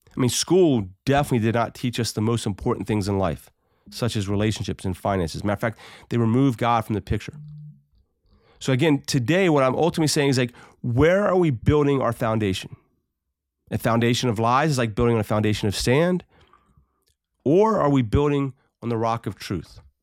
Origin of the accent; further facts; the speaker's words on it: United States; as American citizens